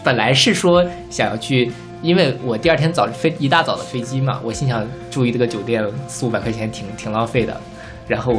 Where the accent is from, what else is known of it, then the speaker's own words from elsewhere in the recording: Taiwan; 就是我是不太理解，因为我台湾人肯定没有大陆这边人这么多嘛。